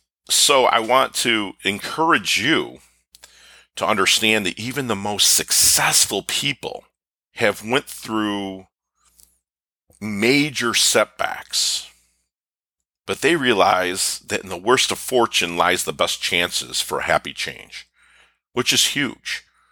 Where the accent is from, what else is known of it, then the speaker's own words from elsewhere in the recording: Philippines; born there; I was born in the Philippines in 1972. I was put up for adoption.